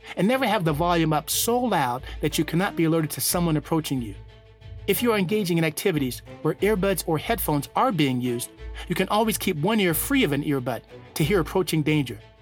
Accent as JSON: {"language": "English", "town": "Reno", "region": "Nevada", "country": "United States", "tie": "born or raised there", "said": "my hometown of Reno, Nevada"}